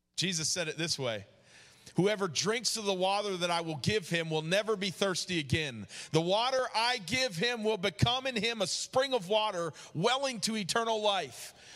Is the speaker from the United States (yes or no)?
yes; New York, United States; moved away; also born or lived in Georgia; growing up in New York